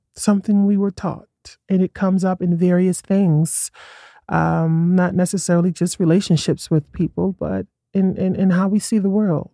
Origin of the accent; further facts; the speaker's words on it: New York City, New York, United States; moved away as an adult; now in Colorado, United States; I grew up in Brooklyn before it was trendy